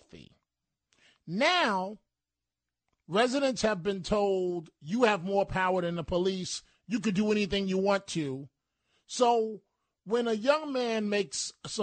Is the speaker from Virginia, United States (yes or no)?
no; New York City, New York, United States; when I was a young man growing up in the Bronx